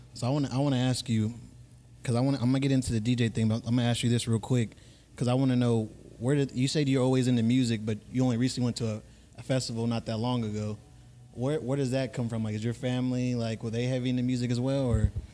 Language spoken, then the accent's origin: English; Fresno, California, United States; also born or lived in Hawthorne, California; I can't claim LA because I'm mostly from Fresno.